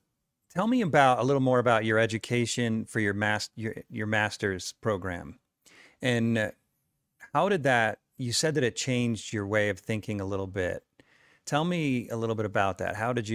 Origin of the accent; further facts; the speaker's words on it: New York, United States; now in Utah, United States; Well, I grew up in New York, so I've had it both ways. And then now I live here in Utah in the desert.